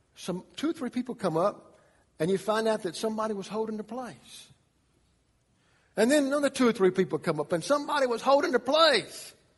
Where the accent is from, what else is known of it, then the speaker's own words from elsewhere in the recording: Atlanta, Georgia, United States; I was born in Atlanta, Georgia